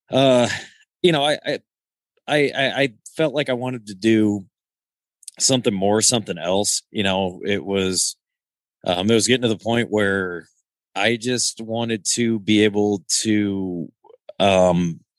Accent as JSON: {"language": "English", "town": "Rock Island", "region": "Illinois", "country": "United States", "tie": "born or raised there", "said": "Yeah, I uh born and raised Rock Island, Illinois."}